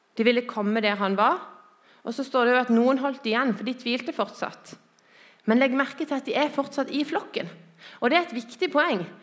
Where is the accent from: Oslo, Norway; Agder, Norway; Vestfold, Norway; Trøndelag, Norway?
Agder, Norway; Lyngdal; moved away as an adult; Jeg er født og oppvokst i Lyngdal